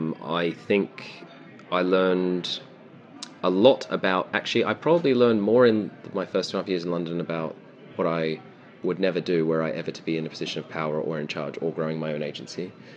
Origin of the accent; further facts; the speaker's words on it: Melbourne, Victoria, Australia; now in United Kingdom; Grew up in Melbourne. I'm Australian, although I'm deeply, deeply undercover. Please don't report this to the UK government.